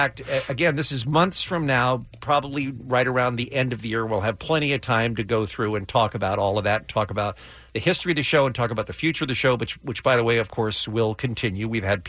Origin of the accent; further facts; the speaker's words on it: England, United Kingdom; now in United States; I am a British citizen. I was born in England. I lived in England.